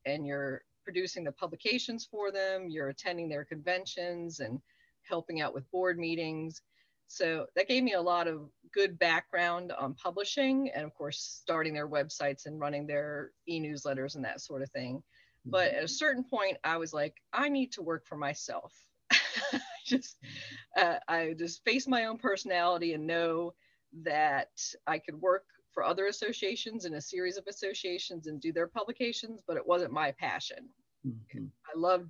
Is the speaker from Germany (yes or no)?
yes; Nuremberg, Bavaria, Germany; born there; I was born in Nuremberg, and I was an army brat.